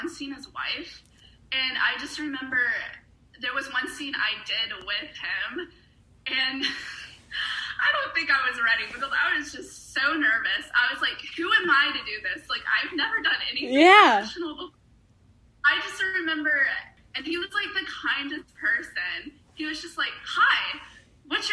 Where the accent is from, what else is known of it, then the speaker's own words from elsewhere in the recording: Raleigh, North Carolina, United States; moved away as an adult; now in Atlanta, United States; I moved from Raleigh, North Carolina to Atlanta, Georgia, basically to do acting